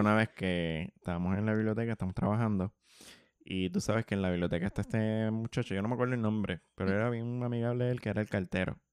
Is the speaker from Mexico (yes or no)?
no; Bayamón, Puerto Rico; Yo soy de Santa Juanita